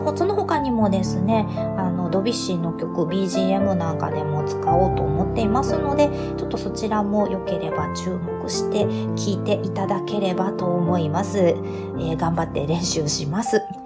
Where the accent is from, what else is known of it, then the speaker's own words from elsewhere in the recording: Kansai, Japan; 私、関西の出身なんですが